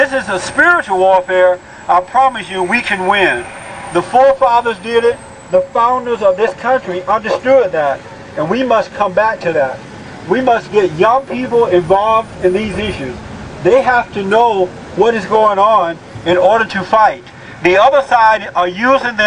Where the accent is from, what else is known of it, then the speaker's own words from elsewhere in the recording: United States; I am an American